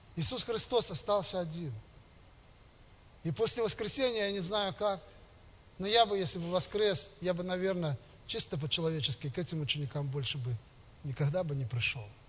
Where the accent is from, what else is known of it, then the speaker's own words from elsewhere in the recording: Gomel, Gomel Region, Belarus; я из Костюковки, есть такой поселок теперь, который стал городом Гомелем